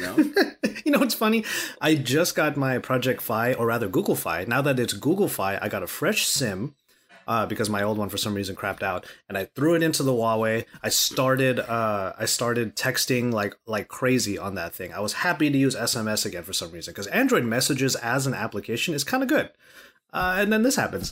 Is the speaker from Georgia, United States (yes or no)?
no; Los Angeles, California, United States; I rep LA to the death, and I'm Californian all of my life.